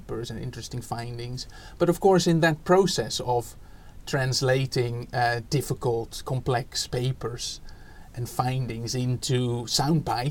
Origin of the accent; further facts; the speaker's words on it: Netherlands; English is a second language; moved away as an adult; now in United Kingdom; you can already hear from my accent, I'm not from here. So I was born in the Netherlands and was a secondary school teacher there in mathematics